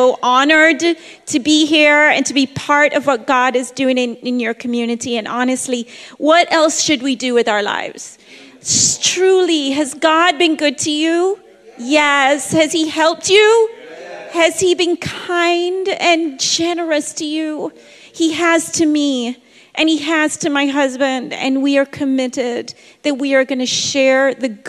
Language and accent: English; Kingston, Jamaica; moved away; I'm born and raised in Kingston, Jamaica.